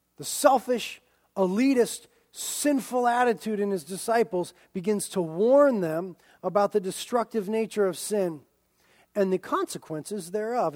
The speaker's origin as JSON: {"language": "English", "country": "United States", "said": "as American Christians"}